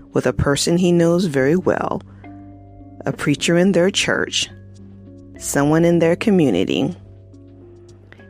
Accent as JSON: {"language": "English", "town": "Largo", "region": "Florida", "country": "United States", "tie": "born or raised there", "also_born_or_lived": "Clearwater, Florida", "said": "I didn't start living till I was 9, once we moved from Clearwater, Florida to Largo, Florida, in that huge house that my dad ironically built right next to my grandmother"}